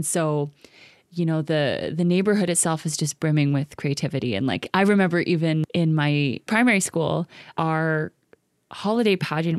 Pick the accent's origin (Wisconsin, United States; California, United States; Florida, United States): California, United States; Los Angeles; born there; I was born in East Los Angeles. My dad was a punk rock drummer.